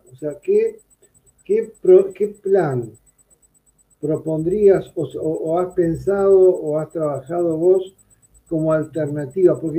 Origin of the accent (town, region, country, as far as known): Argentina